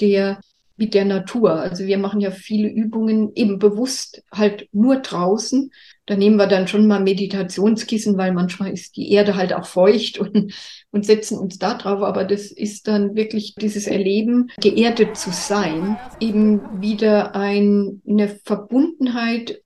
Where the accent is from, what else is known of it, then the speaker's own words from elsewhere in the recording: Germany; bei uns in Deutschland